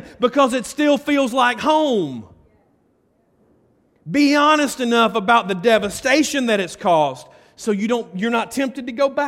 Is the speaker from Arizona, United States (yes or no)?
no; Carrollton, Georgia, United States; also born or lived in Bremen; now in Buchanan, United States; I grew up in Carrollton